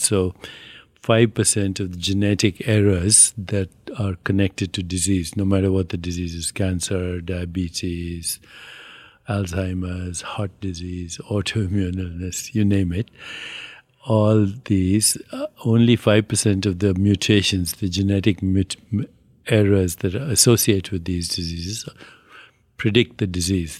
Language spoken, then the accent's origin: English; India; I'm Indian